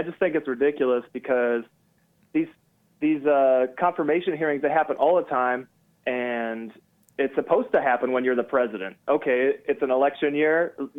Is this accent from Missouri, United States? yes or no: no; Colorado, United States; My heritage is Serbian. So my granddad immigrated to the U.S. in the late 60s. And, you know, I'm American through and through, but I inherited his name.